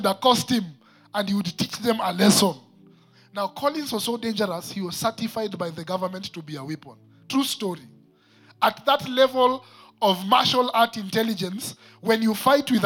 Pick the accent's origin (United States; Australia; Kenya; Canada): Kenya; Nairobi; I am one who grew up in Eastlands